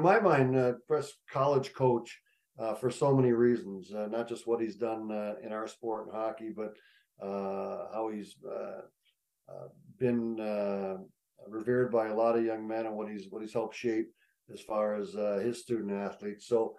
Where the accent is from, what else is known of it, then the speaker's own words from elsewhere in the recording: Chicago, Illinois, United States; growing up in Chicago, Zach, it was, hockey wasn't at that time what we would consider something that everybody jumped into. I was brought up in a baseball, football family